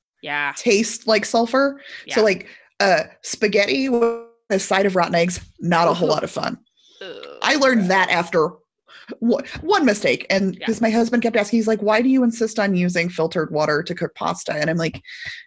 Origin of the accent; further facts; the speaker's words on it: Colorado, United States; I'm from Colorado. We can't buy alcohol on Sundays